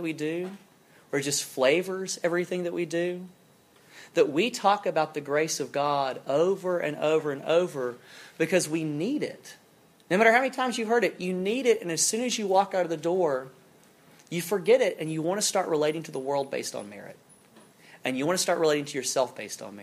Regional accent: South Alabama, United States; moved away; I'm from South Alabama. I grew up, and we had some hunting land kind of growing up.

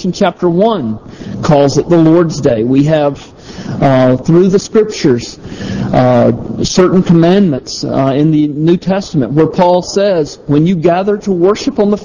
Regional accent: the South, United States; I'm from the South

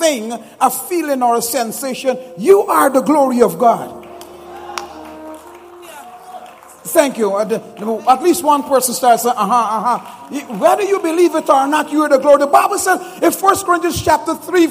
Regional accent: Guyana; moved away; I'm originally from Guyana

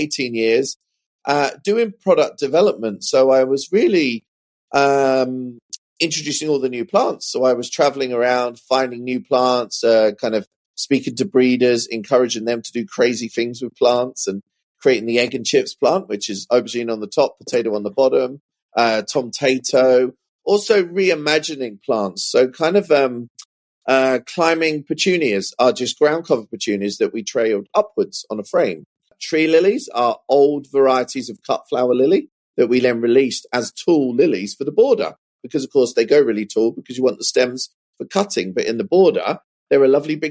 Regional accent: Suffolk, East of England, United Kingdom; where I grew up in Suffolk, there's a horticulture college about 10 miles north of my hometown

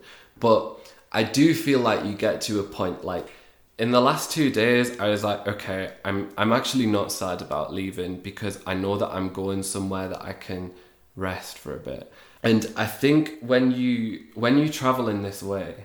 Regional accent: Newcastle upon Tyne, North East England, United Kingdom; moved away as an adult; also born or lived in Lugo, Spain; now in Ecuador; I'm from Newcastle. If you don't know it, it's a lovely town in the northeast of England

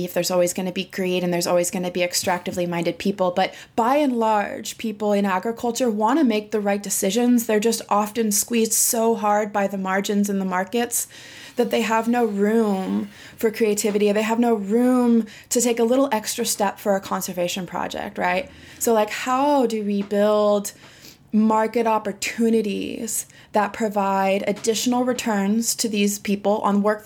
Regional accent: Occidental, California, United States; I grew up in Western Sonoma County, which is in Northern California, in a little town called Occidental

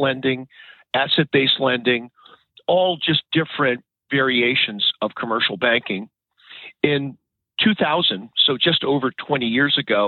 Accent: New England, United States; moved away as an adult; now in Maryland, United States; I grew up in New England

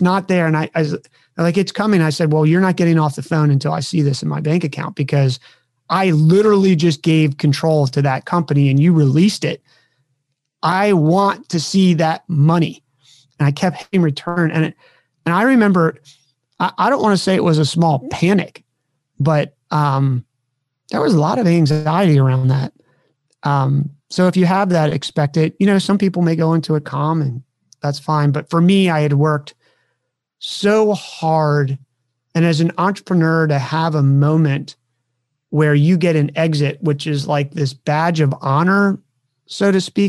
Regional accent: Maryland, United States; now in California, United States; a kid growing up on the East Coast of the United States of America, who was a Maryland kid

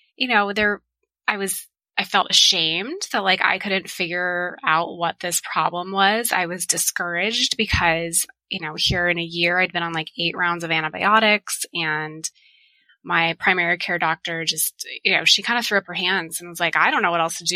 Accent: Tucson, Arizona, United States; I was born and raised in Tucson

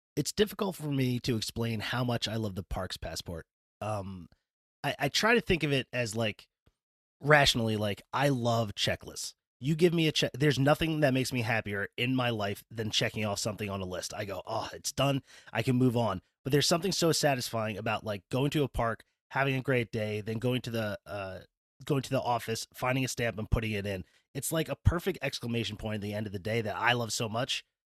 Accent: New Jersey, United States; also born or lived in West Virginia; now in Pennsylvania, United States; I'm from New Jersey, went to school in West Virginia.

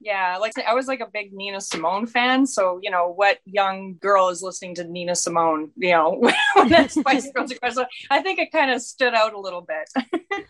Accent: southern Manitoba, Canada; now in Red Deer, Canada; we're both from very, very remote small towns in southern Manitoba

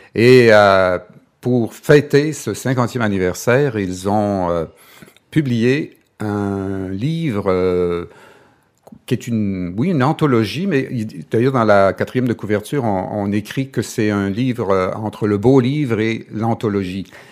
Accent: Chicoutimi, Quebec, Canada; je viens du Saguenay, je suis Coutimi

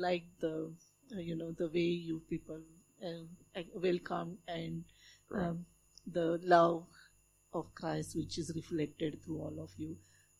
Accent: Solapur, Maharashtra, India; now in Australia; from India. I heard about the interesting things some time back. I was born in a small town in India, which is called Sholapur, and it's famous for its cotton mills and cotton blankets and bed sheets, etc.

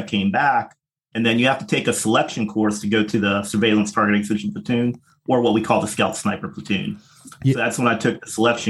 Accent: Ohio, United States; I grew up in the Midwest of the United States in a place called Ohio.

